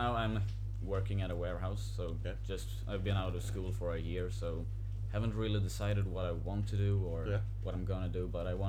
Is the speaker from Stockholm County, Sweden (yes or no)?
yes; Åkersberga, Stockholm County, Sweden; I grew up in Åkersberga, which is a town 30 minutes drive north of Stockholm. And I'm still there.